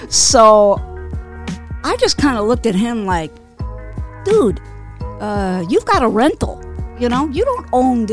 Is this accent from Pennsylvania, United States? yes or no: no; New York City, New York, United States; I'm from Queens originally